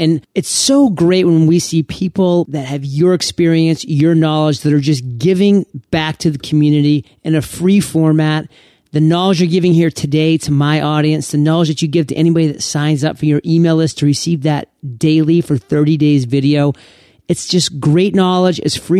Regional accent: Maine, United States; I'm from Maine, Aaron, so I know all of these, like, seafood.

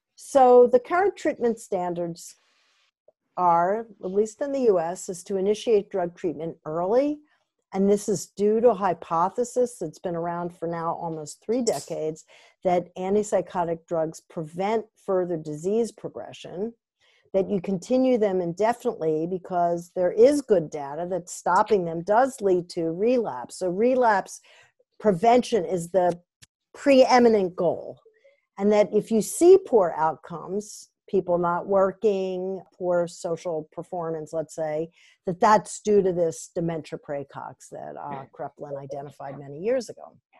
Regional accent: Vermont, United States; I'm from Vermont

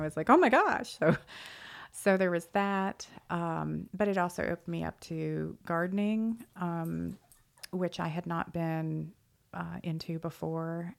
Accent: Annapolis, Maryland, United States; now in Dallas, United States; I am originally from Maryland and grew up in Annapolis

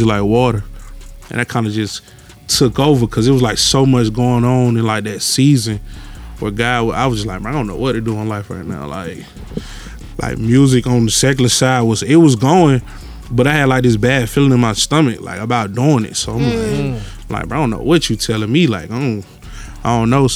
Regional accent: Atlanta, Georgia, United States; I grew up all over there

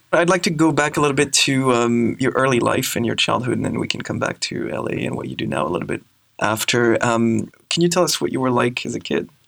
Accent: Grenoble, Auvergne-Rhône-Alpes, France; In a town called Grenoble in the Alps

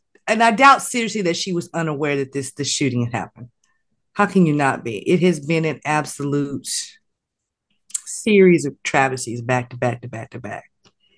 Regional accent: Oklahoma, United States; moved away; that's still my home state

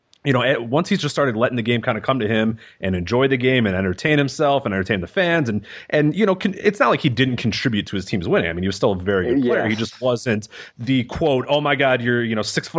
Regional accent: Chicago, Illinois, United States; I grew up in Chicago

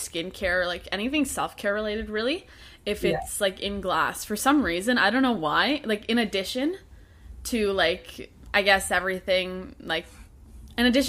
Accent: Canada; I'm Canadian myself as well

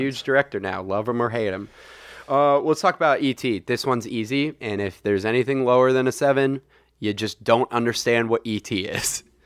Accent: Saratoga, California, United States; where I grew up in Saratoga

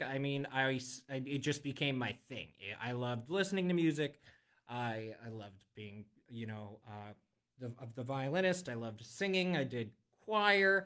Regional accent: Western Pennsylvania, United States; moved away as an adult; now in Central Pennsylvania, United States; I'm from Western PA. I'm not from this side of the state.

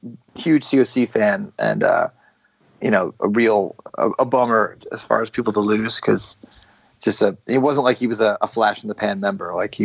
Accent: New Jersey, United States; I'm from New Jersey.

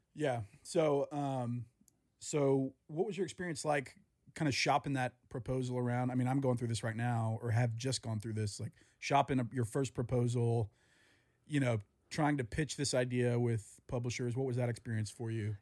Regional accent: the South, United States; I grew up in the South

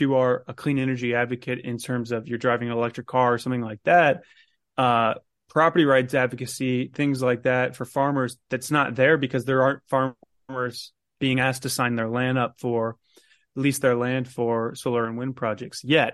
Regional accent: Carmel, Indiana, United States; I'm actually from Carmel myself, so that's my mayor

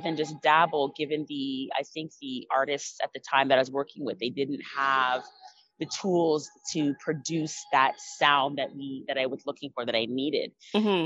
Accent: Canada; when you are Canadian born and you speak patois

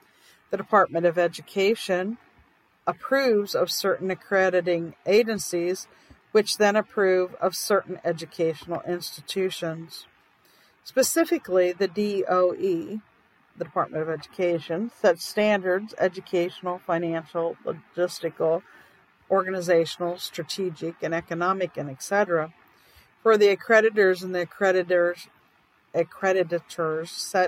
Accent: South Dakota, United States; in my home state of South Dakota

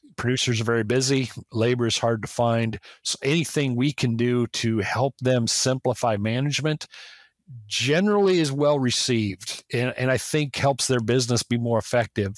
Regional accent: South Dakota, United States; growing up in South Dakota

